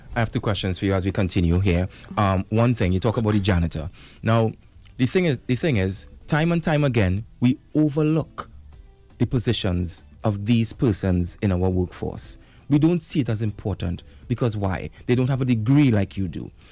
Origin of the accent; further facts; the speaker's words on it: Trinidad & Tobago; as a Trinidadian